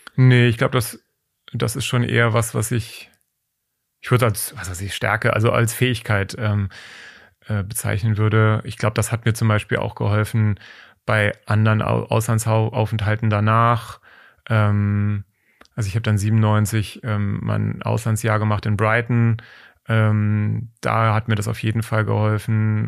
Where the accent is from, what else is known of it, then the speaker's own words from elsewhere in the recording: Taunus, Hesse, Germany; ich bin im Taunus aufgewachsen